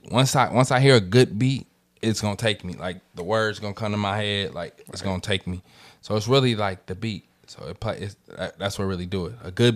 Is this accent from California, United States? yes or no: yes; San Francisco, California, United States; Growing up in San Francisco, bro